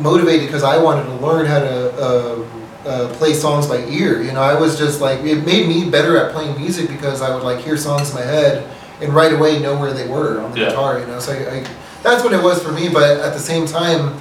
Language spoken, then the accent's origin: English; Arizona, United States; born and raised in Arizona